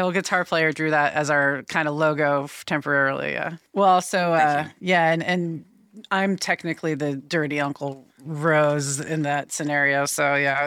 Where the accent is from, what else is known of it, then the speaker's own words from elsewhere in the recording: Boston, Massachusetts, United States; also born or lived in Vermont / North Carolina; now in Portland, United States; Originally, uh, born in Boston and kind of lived between Massachusetts and Vermont for most the first like early part of my life. Yeah, I moved out here in about 2008 to Portland